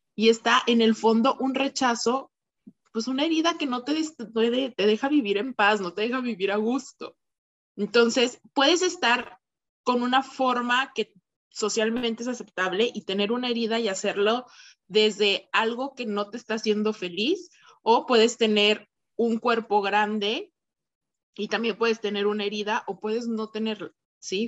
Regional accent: Torreón, Coahuila, Mexico; also born or lived in Mexico City, Mexico; yo soy de Torreón. Entonces yo estudié primero aquí la licenciatura.

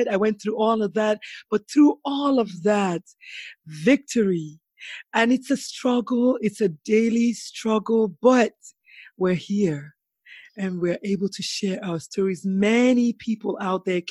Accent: Nigeria; I grew up in Nigeria

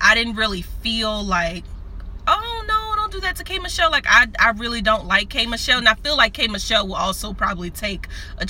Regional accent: New Orleans, Louisiana, United States; And I'm from New Orleans.

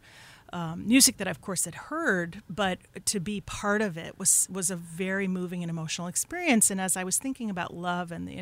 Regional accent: Denver, Colorado, United States; moved away as an adult; also born or lived in New York / New York City; now in Hudson Valley, United States; I was born in New York, but I was raised in Colorado

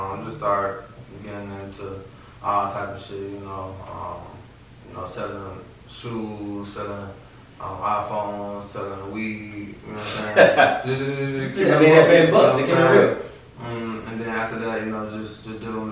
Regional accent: Decatur, Georgia, United States; I'm from the east side of Atlanta. I'm from Decatur

